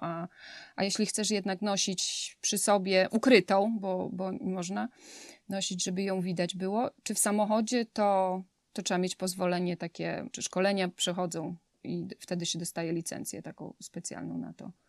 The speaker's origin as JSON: {"language": "Polish", "town": "Leżajsk", "region": "Subcarpathian Voivodeship", "country": "Poland", "moved": "as an adult", "lives_now": "Houston, United States", "said": "Obydwoje jesteśmy z Leżajska, z Podkarpacia"}